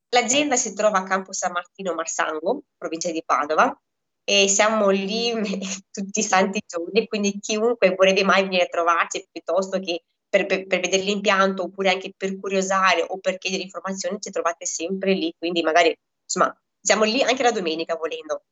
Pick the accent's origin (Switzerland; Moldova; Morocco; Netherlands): Moldova; now in Italy; io vengo da Moldavia, al quale lavorevamo tela per viverci